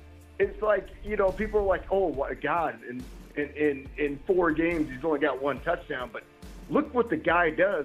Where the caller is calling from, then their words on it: Denver, Colorado, United States; From Denver, ma'am.